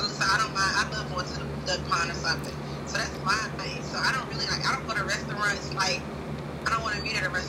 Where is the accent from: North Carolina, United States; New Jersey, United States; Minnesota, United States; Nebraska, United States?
North Carolina, United States; Well, I'm from North Carolina.